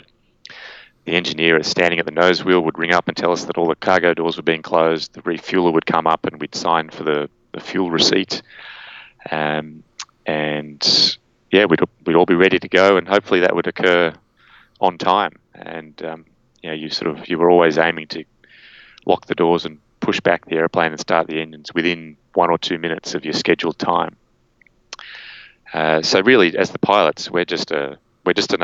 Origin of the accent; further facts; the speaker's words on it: Canberra, Australian Capital Territory, Australia; moved away as an adult; also born or lived in Sydney; I grew up in Canberra, the capital of Australia, and then I came up to Sydney to go to university